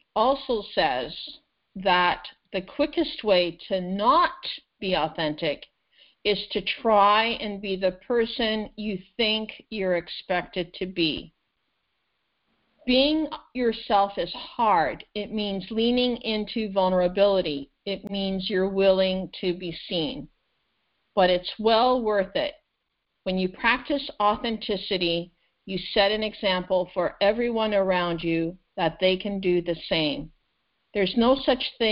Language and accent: English; Canada; English is a second language; also born or lived in Azores, Portugal; I wasn't born in Canada. I came from the Azores, Portugal. We came when I was 6 years old. And so adapting to a new country, a new language